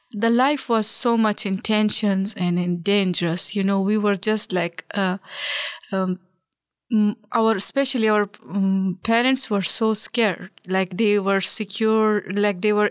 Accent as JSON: {"language": "English", "country": "Afghanistan", "said": "as soon as we told our name they will be asking us oh where are you from and we told them we are afghans from afghanistan"}